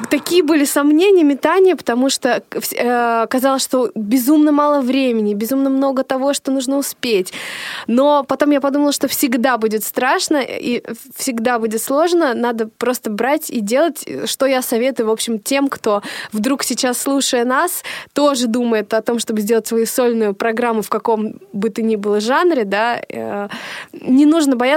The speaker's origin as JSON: {"language": "Russian", "town": "Novodvinsk", "region": "Arkhangelsk Oblast", "country": "Russia", "tie": "born or raised there", "said": "В, в детстве у меня э, на родине, на моей малой родине в городе Новодвинск, Архангельской области были сольные программы."}